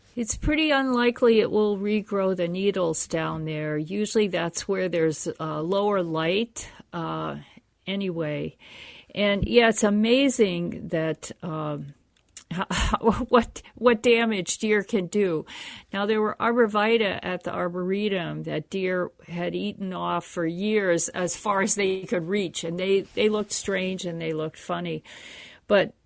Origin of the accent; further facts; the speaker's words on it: Pennsylvania, United States; now in Minnesota, United States; I grew up in the East Coast in Pennsylvania, and it was fine there